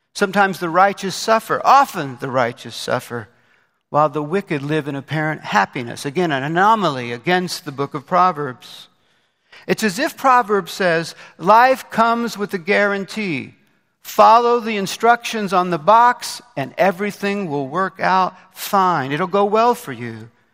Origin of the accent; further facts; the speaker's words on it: Indianapolis, Indiana, United States; moved away; my hometown of Indianapolis, Indiana